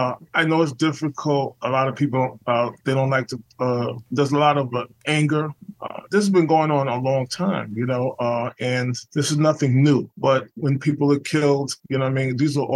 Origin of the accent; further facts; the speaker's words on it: New York City, New York, United States; I'm from the Lower East Side of Manhattan. New York City, and I started playing music since I was about 10 years old.